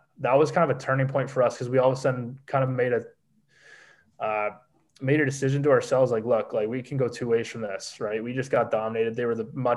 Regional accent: Hamilton, Ontario, Canada; also born or lived in Wales; Mac's like my hometown school. I live in Ancaster, so it's 10 minutes down the road.

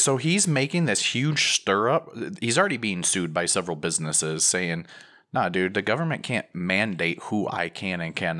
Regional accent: Midwest, United States; I'm a Midwesterner, so I'm going to go outside and stare at it until it gets close

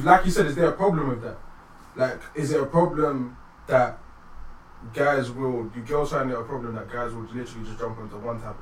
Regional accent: London, United Kingdom; I'm from London, I live in London

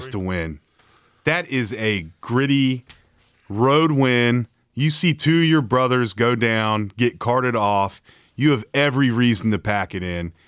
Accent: Morgantown, West Virginia, United States; I grew up on Route seventy-three, leaving Morgantown the road that had two titty bars

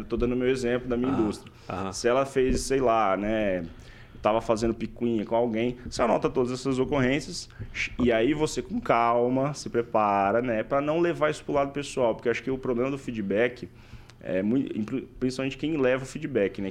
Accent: Paraíso do Norte, Paraná, Brazil; moved away as an adult; also born or lived in São Paulo; now in Maringá, Brazil; Eu não sou originalmente de Maringá, eu sou de Paraíso do Norte, que é uma hora daqui

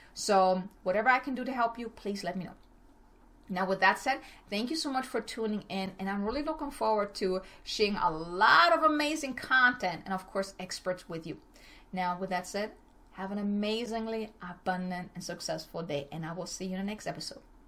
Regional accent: Germany; moved away as an adult; now in El Paso, United States; originally, I'm from Germany. I came to El Paso, Texas back in 2006 with my ex husband

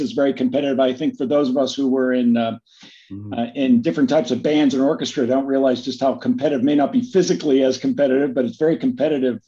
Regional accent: Pittsburgh, Pennsylvania, United States; grew up right outside of Pittsburgh in a little township called Brentwood

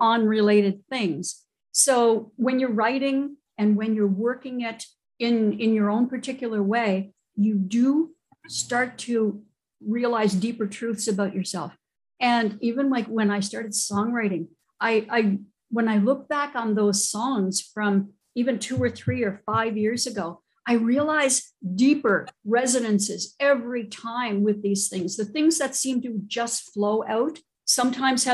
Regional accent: New Brunswick, Canada; I am originally from New Brunswick, Canada

